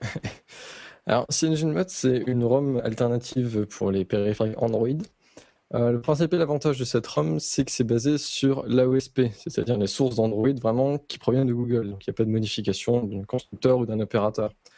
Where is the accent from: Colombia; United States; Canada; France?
France; north-east France; je viens du nord-est de la France